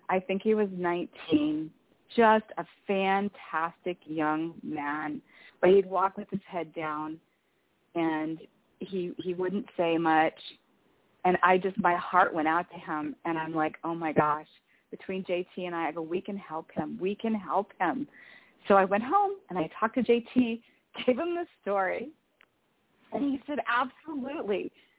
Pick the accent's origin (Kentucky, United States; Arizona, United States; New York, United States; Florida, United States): Arizona, United States; So I worked for a retail store, and I came from Arizona